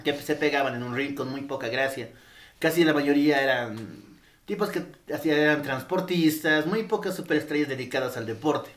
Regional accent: Bolivia; acá eh, seguimos mucho la cultura de México

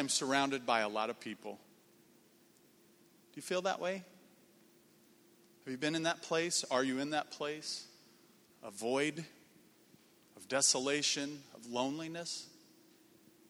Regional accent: Indiana, United States; moved away; also born or lived in Minnesota; I grew up in Indiana, came to Crown

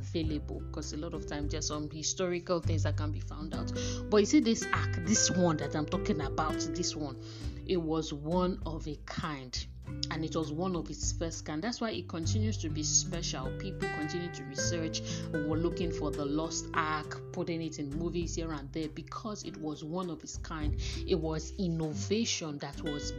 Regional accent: Nigeria; as women, as African women, as Nigerian women

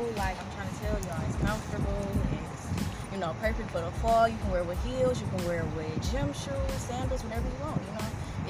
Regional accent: Detroit, Michigan, United States; I'm from Detroit. East side, born and raised, been here all my life for the most part. Went to high school in the suburbs

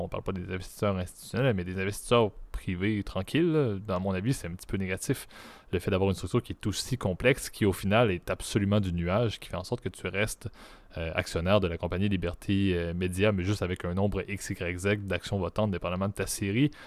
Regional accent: Canada; Je suis un Canadien

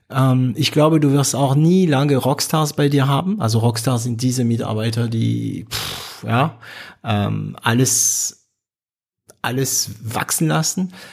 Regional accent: Baden-Württemberg, Germany; also ich bin Schwabe, okay, deswegen erlaube ich mir das zu sagen, was ich jetzt sagen werde.

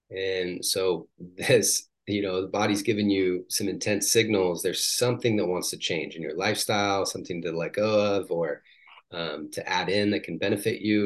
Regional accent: Washington, United States; moved away as an adult; also born or lived in San Diego; I grew up in Washington State

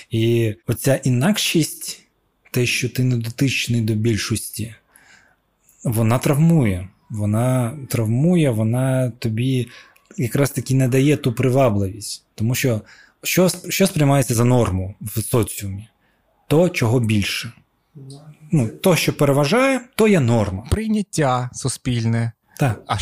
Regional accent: Crimea, Ukraine; Я такий, ну я знаю, я кримський татарин, да? нас там е, шестеро в класі.

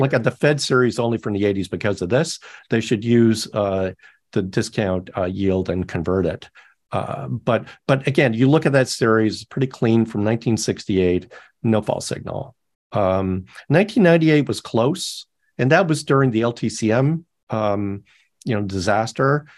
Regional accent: Canada; now in United States; I'm Canadian

